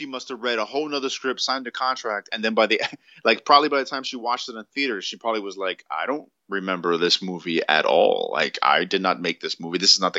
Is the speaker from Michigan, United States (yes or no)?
yes; Michigan, United States; Like, I guess I'm from Michigan. I don't know.